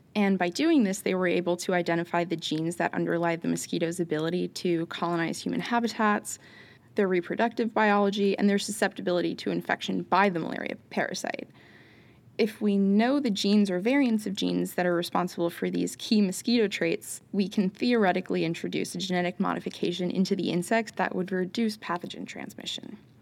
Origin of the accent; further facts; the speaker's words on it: New York, United States; growing up in New York